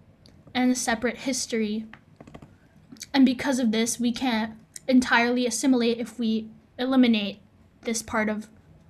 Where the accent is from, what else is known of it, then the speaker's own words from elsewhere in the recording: United States; I am ethnically Filipino, but I am, in terms of culture and values, am American.